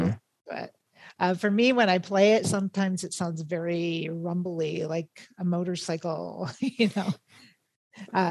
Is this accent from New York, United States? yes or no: yes; Rochester, New York, United States; moved away as an adult; now in Phoenix, United States; I'm actually from Rochester, New York.